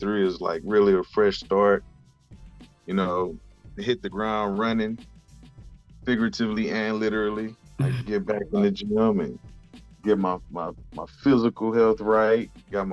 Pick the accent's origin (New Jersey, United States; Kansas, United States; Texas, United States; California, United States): Texas, United States; Houston; I grew up in Houston.